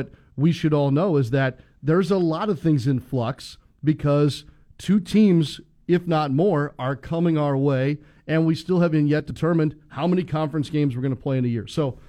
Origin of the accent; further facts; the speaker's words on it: St. Louis, Missouri, United States; moved away; Growing up in St. Louis